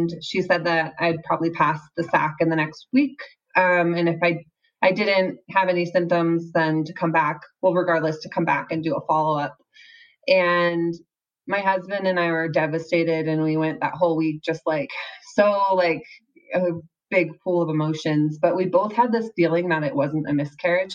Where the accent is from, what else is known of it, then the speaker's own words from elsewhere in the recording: Seattle, Washington, United States; moved away as an adult; now in Utah, United States; I am from the Seattle area, but I recently moved to Utah